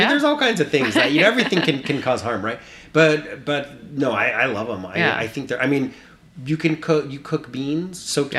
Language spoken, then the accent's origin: English; Texas, United States; I grew up in Texas